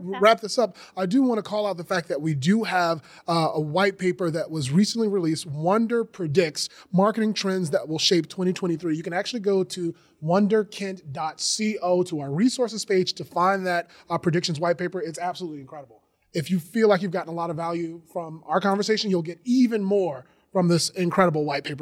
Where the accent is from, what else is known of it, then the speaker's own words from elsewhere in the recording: Georgia, United States; I'm from Georgia